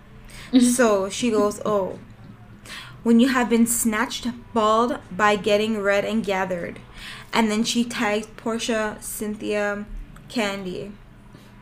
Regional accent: Toronto, Ontario, Canada; we're from Toronto. Like, well, the GTA

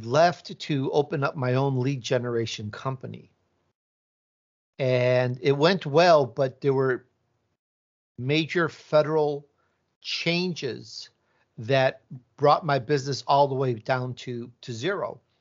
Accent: Chicago, Illinois, United States; accent: Midwest; also born or lived in Italy; now in California, United States; I was born in Italy, and I grew up in Chicago, so I have this Midwest accent, but most of my life I've been in California

